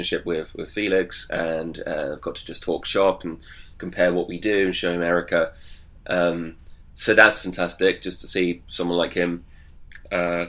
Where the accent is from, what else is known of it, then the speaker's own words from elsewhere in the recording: United Kingdom; being British